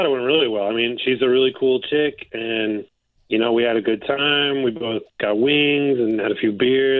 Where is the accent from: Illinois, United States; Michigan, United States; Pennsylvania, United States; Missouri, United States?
Michigan, United States; now in Tampa, United States; we're both from Michigan.